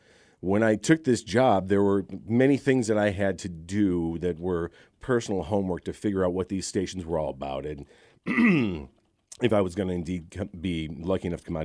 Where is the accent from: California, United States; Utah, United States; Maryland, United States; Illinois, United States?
Illinois, United States; Chicago; moved away as an adult; born and raised in Chicago. 19 years in Chicago radio before moving down here.